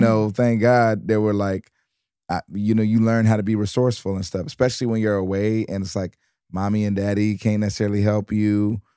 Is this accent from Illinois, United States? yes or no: no; Detroit, Michigan, United States; also born or lived in New York; now in Los Angeles, United States; I was from Detroit, but I was living in New York